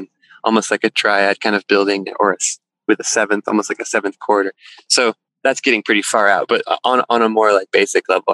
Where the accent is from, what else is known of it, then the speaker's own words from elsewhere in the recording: Texas Hill Country, United States; moved away as an adult; also born or lived in Boston; now in Topanga, United States; I grew up in Texas in the hill country, like just landlocked from the ocean